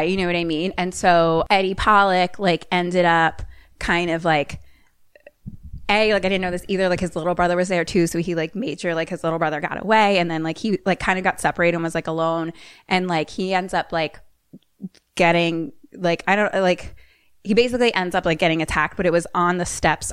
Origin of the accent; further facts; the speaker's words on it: Philadelphia, Pennsylvania, United States; I'm from Philly